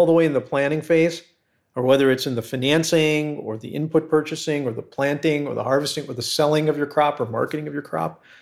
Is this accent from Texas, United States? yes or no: no; Chicago, Illinois, United States; I grew up in Chicago, in the Chicago area.